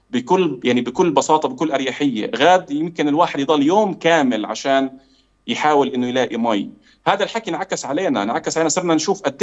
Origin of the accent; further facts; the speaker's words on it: Palestine; فاحنا يعني احنا كفلسطينيين لاول مره بنتعرض لهذا الشيء